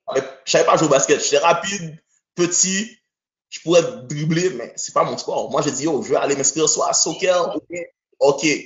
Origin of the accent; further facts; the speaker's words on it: Haiti; also born or lived in Quebec, Canada; now in Canada; je suis un gars qui vient d'Haïti, ok? Je suis né en Haïti, premièrement